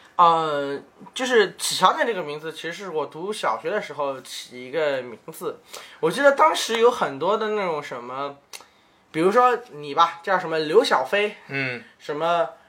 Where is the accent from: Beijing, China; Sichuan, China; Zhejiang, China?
Zhejiang, China; Ningbo; moved away as an adult; now in Shanghai, China; 我是个宁波人